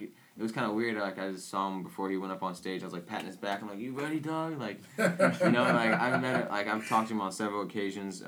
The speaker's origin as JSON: {"language": "English", "town": "Peoria", "region": "Illinois", "country": "United States", "said": "we're from Peoria"}